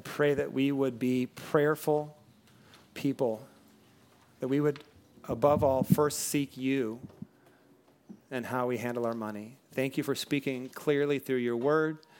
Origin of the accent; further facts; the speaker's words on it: Western Washington, United States; also born or lived in Bellflower, California; now in Southern California, United States; I grew up in Washington State, Western Washington, where it just, it rains, like, all the time